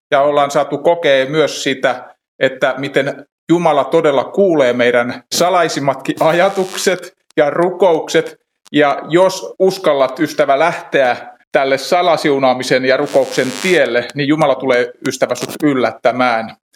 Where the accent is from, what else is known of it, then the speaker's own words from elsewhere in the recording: Pori, Satakunta, Finland; Mä oon Porista ja varikkoseurakunta Noormarkussa, jossa työstä vastaan vanhimmistopuheenjohtajana.